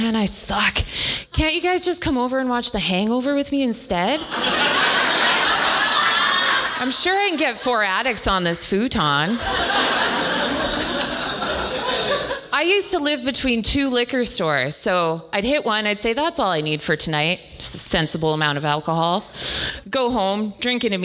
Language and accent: English; the Prairies, Canada; I'm Irish, and I grew up in the prairies